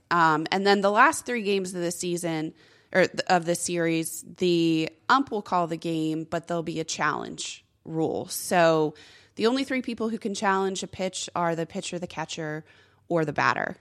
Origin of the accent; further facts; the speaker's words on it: Corpus Christi, Texas, United States; moved away as an adult; also born or lived in San Antonio, Texas; I'm from Corpus Christi, Texas, and when I was in college in San Antonio, my hometown was getting a minor league team.